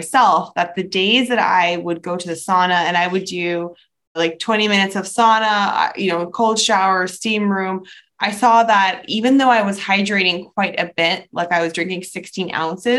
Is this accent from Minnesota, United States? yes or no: no; New York City, New York, United States; moved away as an adult; So I grew up between different countries, but I mainly grew up in New York City